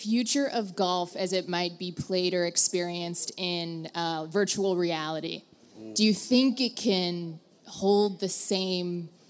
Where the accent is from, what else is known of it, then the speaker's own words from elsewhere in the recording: New York, United States; I'm from New York.